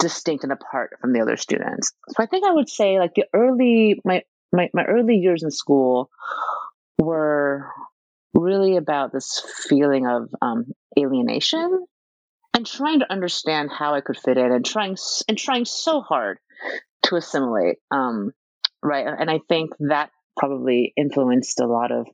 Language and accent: English; United States; also born or lived in Taiwan; I'm an immigrant. I was born in Taiwan, and I came to America when I was like pretty young, right? Like 3.5, 4 years old.